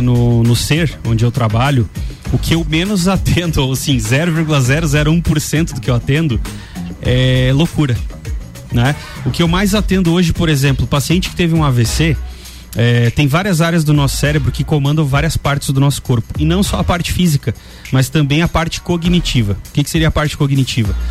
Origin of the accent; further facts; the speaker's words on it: Santa Catarina, Brazil; nós somos de lá, de Santa Catarina